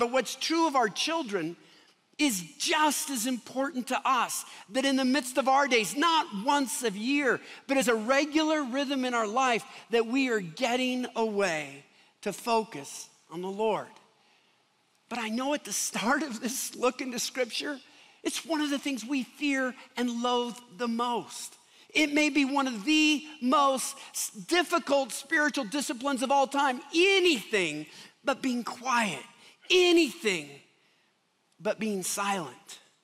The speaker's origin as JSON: {"language": "English", "town": "Seattle", "region": "Washington", "country": "United States", "tie": "born or raised there", "moved": "yes", "lives_now": "Denver, United States", "said": "I come from Seattle"}